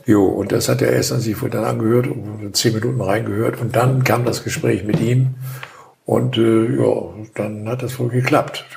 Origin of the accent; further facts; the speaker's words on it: Hamburg, Germany; moved away as an adult; now in Wendland, Germany; wir kommen aus der Region, wir sind in Hamburg aufgewachsen, haben da gewohnt, gelebt